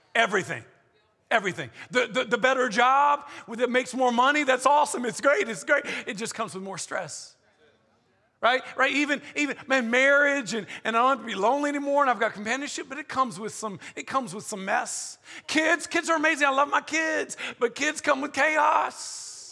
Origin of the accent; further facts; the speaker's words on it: the South, United States; I'm from the South